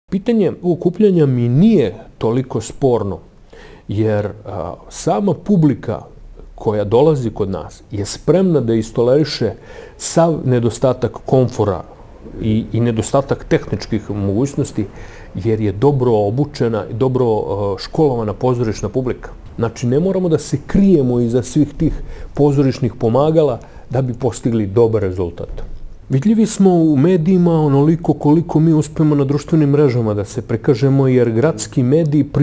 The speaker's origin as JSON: {"language": "Croatian", "town": "Kraljevo", "region": "Raška District", "country": "Serbia", "tie": "born or raised there", "said": "opstanak pozorištu u mom rodnom gradu"}